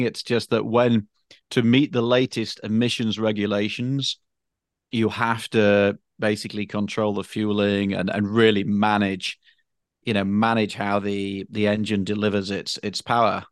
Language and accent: English; United Kingdom; moved away; I'm British